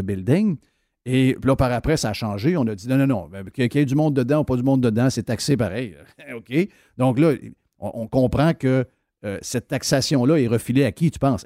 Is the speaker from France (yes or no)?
no; Saguenay, Quebec, Canada; je connais bien le coin, je viens du Saguenay, mon père a été politicien au Saguenay longtemps